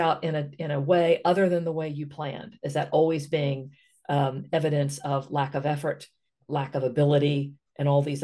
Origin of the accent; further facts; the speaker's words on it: West Virginia, United States; I come from West Virginia.